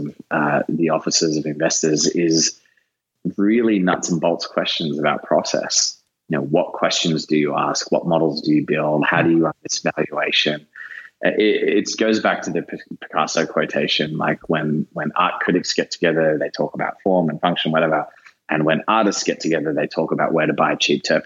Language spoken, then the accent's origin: English; Australia; now in San Francisco, United States; being an Australian Italian